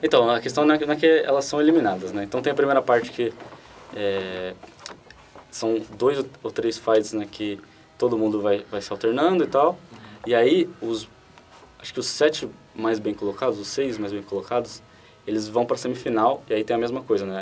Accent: Brazil; a gente é brasileiro

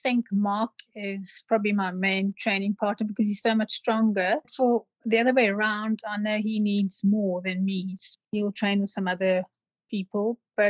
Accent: Cape Town, Western Cape, South Africa; because I'm from Cape Town and I always like to promote Cape Town as the most beautiful place in the world

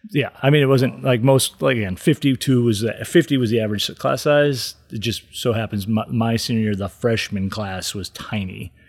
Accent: East Granby, Connecticut, United States; also born or lived in Boston / New York / Atlanta / Southbury, Connecticut; I grew up in Connecticut, but grew up in East Granby

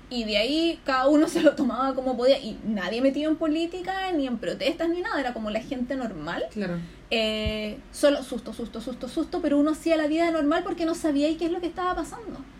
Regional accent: Conchalí, Santiago Metropolitan Region, Chile; viví en Conchalí, jamás en la vida vimos pasto

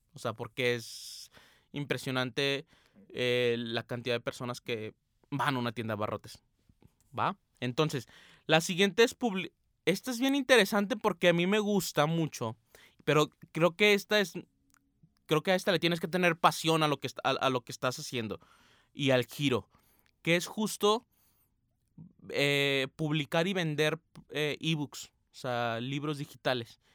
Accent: Aguascalientes, Mexico; now in Guadalajara, Mexico; Yo no soy de Guadalajara, como ya saben, yo soy de Aguascalientes, pero ando por estos parajes

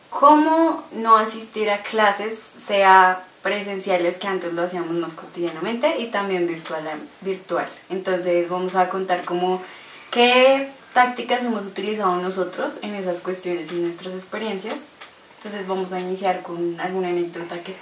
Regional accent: Colombia; ahí vamos como colombianos luchándola para seguir adelante

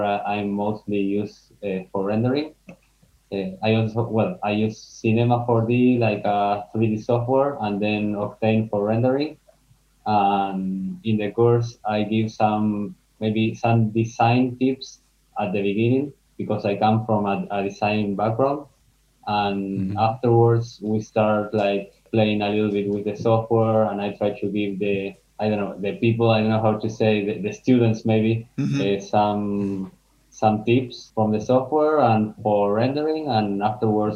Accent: Argentina; moved away as an adult; also born or lived in Amsterdam, Netherlands; now in Spain; I am from Argentina, and I lived all my life there. But the last 2 years, I have been living in Amsterdam. And this last month, I came to Spain

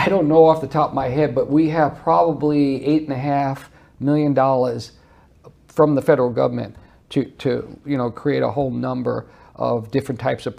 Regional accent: New York City, New York, United States; moved away as an adult; now in Birmingham, United States; I grew up in Flushing, Queens

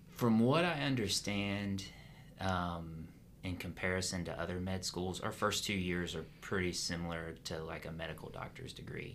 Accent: Pensacola, Florida, United States; now in Jacksonville, United States; I grew up outside of Pensacola

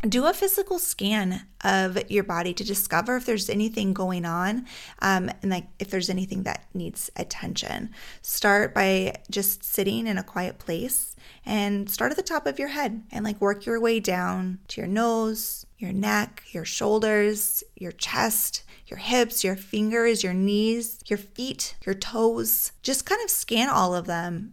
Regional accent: Alaska, United States; now in Minnesota, United States; Growing up in Alaska, we had a lot of fresh air

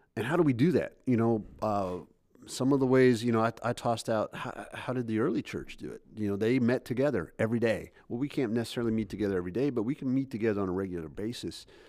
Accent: United States; I'm an American

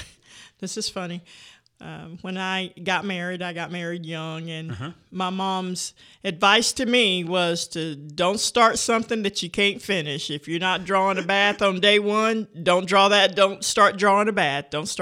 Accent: Vernon, Florida, United States; moved away; I grew up in a small town in northwest Florida called Vernon, Florida. It's about 20 miles inland from Panama City Beach, Florida.

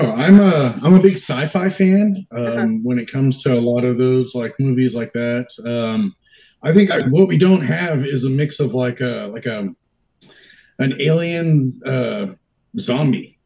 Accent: Texas, United States; now in San Diego, United States; I grew up in Texas. So I've only been out here for, I want to say like maybe 20 years now

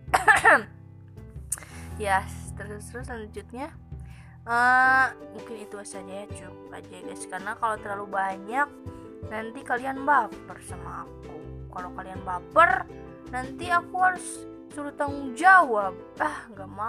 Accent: Java, Indonesia; karena kebetulan aku juga orang Jawa jadi gini tuh sering kayak tanya-tanya

